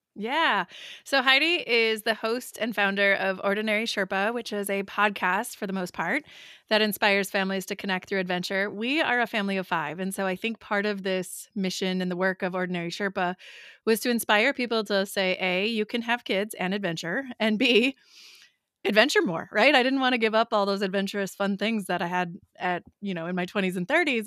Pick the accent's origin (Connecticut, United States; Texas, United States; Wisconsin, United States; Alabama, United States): Wisconsin, United States; We're from Wisconsin